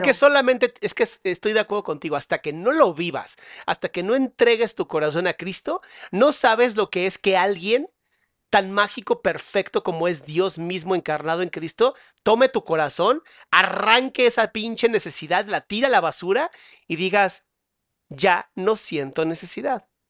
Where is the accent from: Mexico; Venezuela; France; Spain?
Mexico; los que somos mexicanos